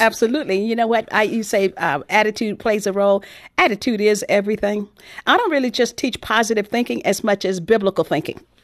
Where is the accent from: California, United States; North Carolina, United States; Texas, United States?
Texas, United States; my background growing up in Texas